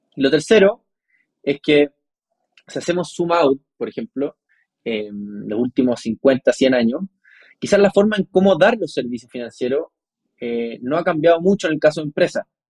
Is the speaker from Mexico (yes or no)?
no; Chile; Yo nací en Chile